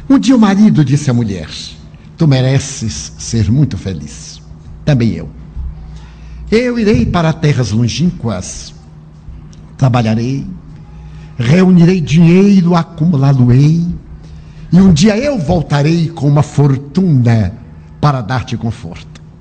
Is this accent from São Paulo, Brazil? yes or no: yes; Santo André, São Paulo, Brazil; born there; Imagina, nasci aqui em Santo André. Estou acostumado com este oxigênio poluído maravilhoso.